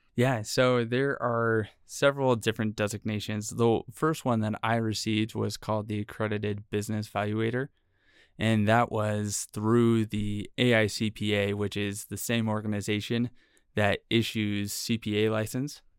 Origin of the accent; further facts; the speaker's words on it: San Francisco, California, United States; moved away as an adult; now in Utah, United States; I'm originally from the Bay Area in San Francisco